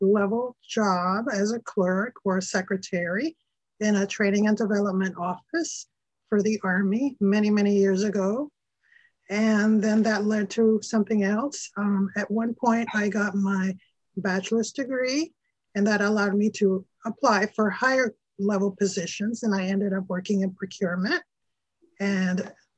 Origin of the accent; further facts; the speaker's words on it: Panama; moved away; I grew up in Panama, which is located in Central America